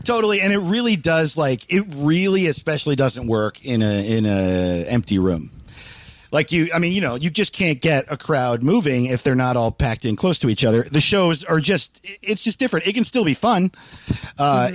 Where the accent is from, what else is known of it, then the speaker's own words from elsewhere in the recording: Greenwood Lake, New York, United States; moved away; I'm from Greenwood Lake, New York, where like everyone dies of cocaine.